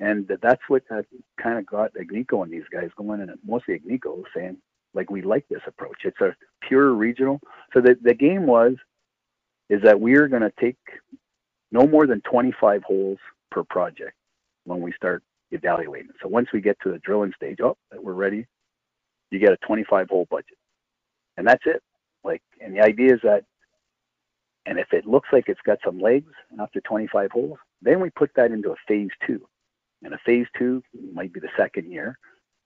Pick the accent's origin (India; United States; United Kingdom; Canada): Canada; Timmins, Ontario; I'm from Timmins